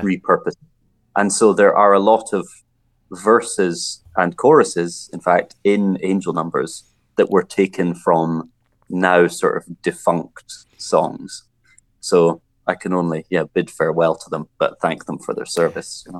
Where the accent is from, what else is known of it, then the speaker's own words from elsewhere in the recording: Scotland, United Kingdom; growing up in Scotland